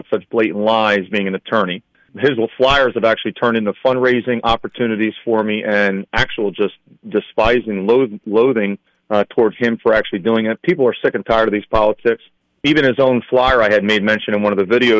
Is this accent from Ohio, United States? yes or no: no; Philadelphia, Pennsylvania, United States; moved away as an adult; now in Northampton County, United States; born and raised in Philadelphia, actually Northeast Philly. Moved up to the Lehigh Valley in 2000